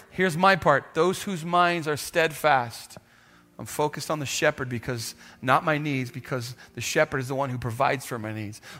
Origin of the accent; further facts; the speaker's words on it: Kenya; now in Texas, United States; I grew up in Kenya. They didn't have houses. So when I moved back to, to, to Texas, we had a house.